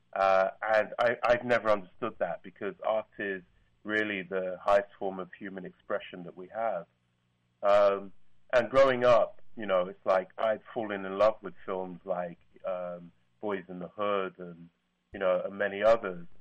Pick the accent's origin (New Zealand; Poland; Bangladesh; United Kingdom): United Kingdom; London; I'm from London.